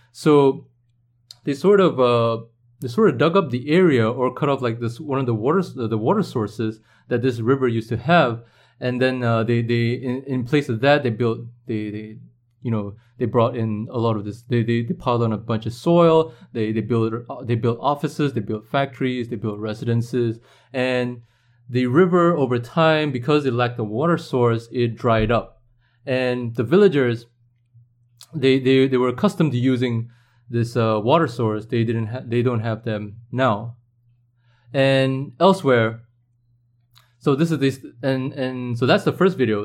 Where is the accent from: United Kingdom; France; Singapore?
Singapore